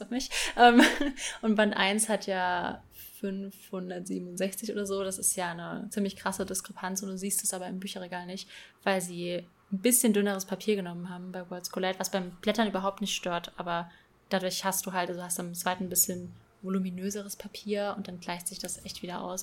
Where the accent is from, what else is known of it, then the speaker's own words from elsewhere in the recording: Bad Kreuznach, Rhineland-Palatinate, Germany; also born or lived in Rheinhessen; ich komme aus Bad Kreuznach